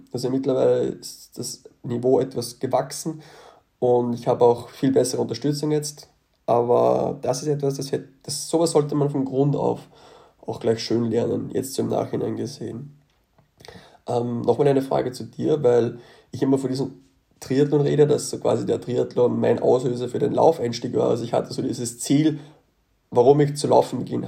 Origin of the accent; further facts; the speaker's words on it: Austria; von dem Ort aus Österreich komme ich, wo ich herkomme